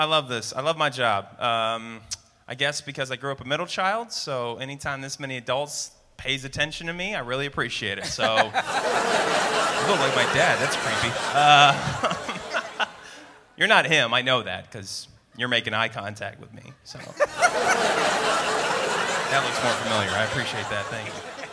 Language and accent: English; Denver, Colorado, United States; I think it's great being from Denver. I love being from Denver